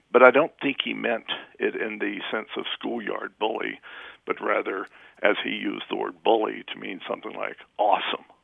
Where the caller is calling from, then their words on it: Bend, Oregon, United States; Bend, Oregon